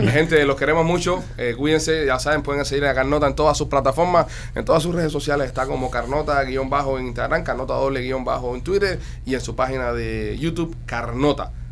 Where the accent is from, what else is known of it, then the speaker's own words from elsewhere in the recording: Cuba; now in United States; regresar a Cuba, bro. a mí me encantaría ir a mi país y trabajar en mi país